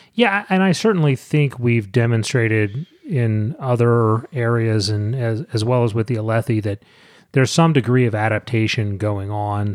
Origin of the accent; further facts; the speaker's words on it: St. Mary's County, Maryland, United States; about three miles from where I grew up in St. Mary's County